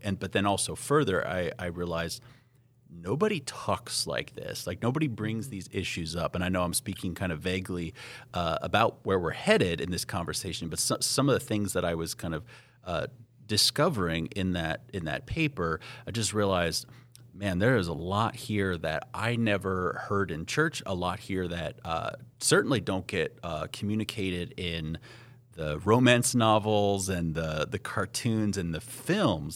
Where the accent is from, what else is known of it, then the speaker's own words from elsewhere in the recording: Las Vegas, Nevada, United States; moved away as an adult; also born or lived in Southern California; now in Upper Midwest, United States; I'm from Las Vegas uh, originally, so I like to say that my sense of what's normal uh, and mundane is calibrated to Las Vegas